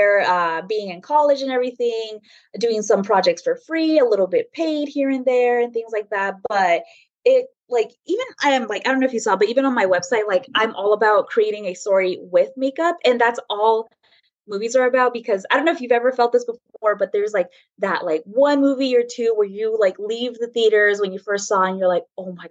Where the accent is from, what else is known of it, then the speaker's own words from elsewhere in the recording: Bakersfield, California, United States; moved away as an adult; also born or lived in Escondido; now in San Diego, United States; I was born and raised in Bakersfield